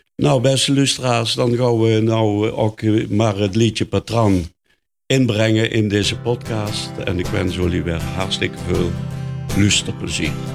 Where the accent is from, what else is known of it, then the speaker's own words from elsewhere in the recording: Netherlands; ik ook uit de Meulenhoek kom.